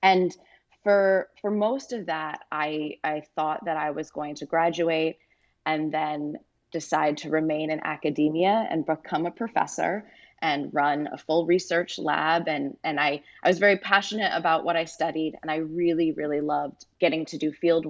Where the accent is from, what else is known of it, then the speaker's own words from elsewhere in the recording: Rhode Island, United States; I'm originally from Rhode Island, and I went back to New England. And I arrived home, and my family was very supportive.